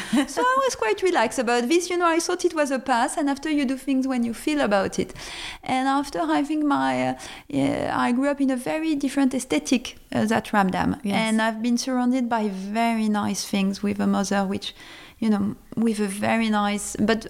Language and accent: English; Lebanon; born there; I was born in Lebanon. And so, of course, I guess this is also that I felt very French, but I felt very international always.